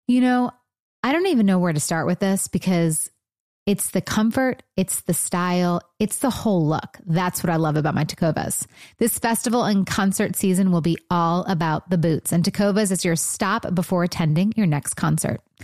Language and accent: English; Michigan, United States; I'm from Michigan, too